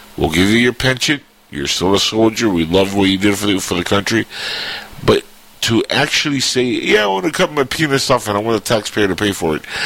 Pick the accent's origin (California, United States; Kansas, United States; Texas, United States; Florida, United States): Florida, United States; Florida, my hometown.